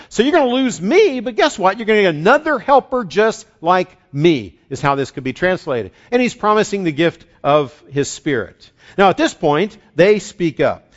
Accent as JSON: {"language": "English", "region": "West Virginia", "country": "United States", "tie": "born or raised there", "said": "where I grew up in West Virginia"}